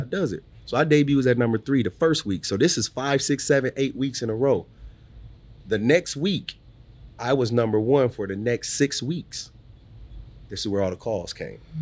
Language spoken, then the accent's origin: English; Omaha, Nebraska, United States; also born or lived in New Orleans / Los Angeles; I'm proud to be from Omaha